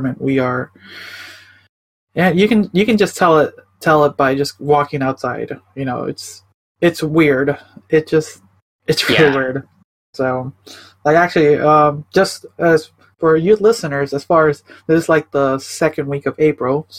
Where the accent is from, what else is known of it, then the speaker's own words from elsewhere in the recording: Chicago, Illinois, United States; now in Portland, United States; I'm originally from Chicago, I moved out to Oregon. I'm, like, near the Portland area.